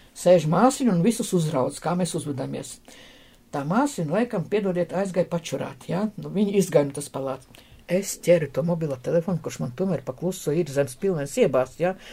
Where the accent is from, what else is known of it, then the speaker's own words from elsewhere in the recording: Latvia; mēs esam no Latvijas